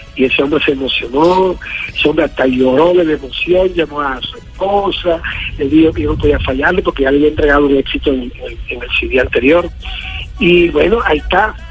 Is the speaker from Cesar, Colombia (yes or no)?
yes; Patillal, Cesar, Colombia; mi tierra patillalera